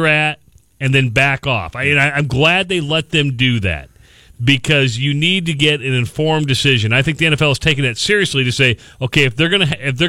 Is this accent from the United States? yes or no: yes; Western Iowa, United States; I'm from Western Iowa